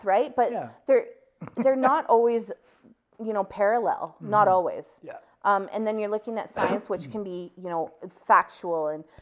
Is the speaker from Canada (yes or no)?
yes; Calgary, Alberta, Canada; I grew up in Bowness